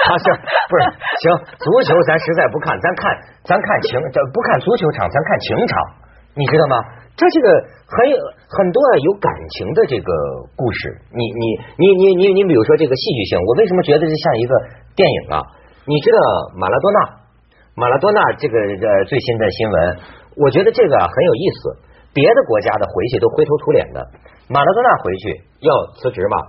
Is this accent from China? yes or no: yes; China; 我跟你讲，你想不到，我中国人讲啊，脚小的人命贵。